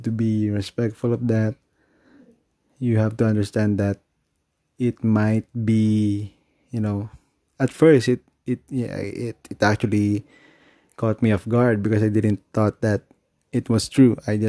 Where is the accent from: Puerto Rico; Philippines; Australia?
Philippines; You know, I'm still a Filipino, I guess.